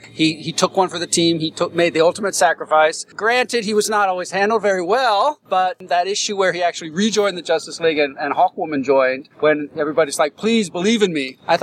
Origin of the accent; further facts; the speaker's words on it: Columbus, Ohio, United States; from Columbus, Ohio.